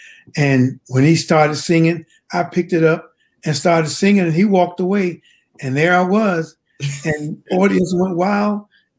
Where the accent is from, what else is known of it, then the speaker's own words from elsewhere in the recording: Henderson, North Carolina, United States; Well, Henderson is a very small town. And during it, when I was growing up, everybody knew everybody.